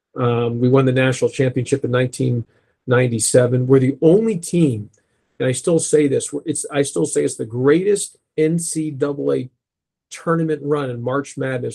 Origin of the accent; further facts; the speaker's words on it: Kingwood, Texas, United States; We grew up in Kingwood, Texas, in that Kingwood-Humble area